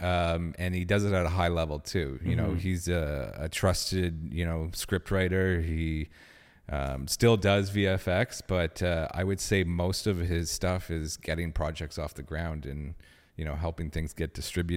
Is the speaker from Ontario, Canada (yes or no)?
yes; Ottawa, Ontario, Canada; I was born and raised here